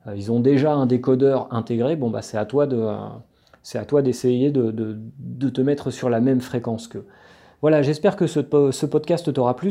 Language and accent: French; France